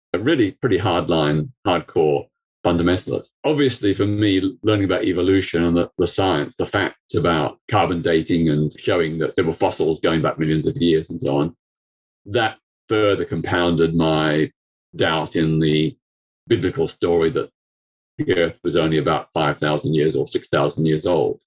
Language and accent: English; Melbourne, Victoria, Australia; now in United Kingdom; I grew up in Melbourne, Australia. I was born there in 1952